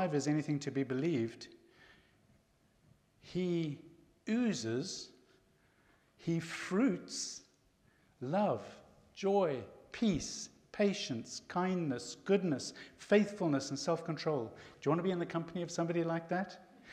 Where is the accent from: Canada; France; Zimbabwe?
Zimbabwe; I was born and raised in Zimbabwe